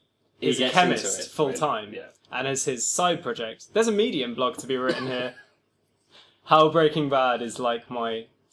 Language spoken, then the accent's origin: English; Brighton, South East England, United Kingdom; I mean, I really did all my learning on the streets, but of Brighton.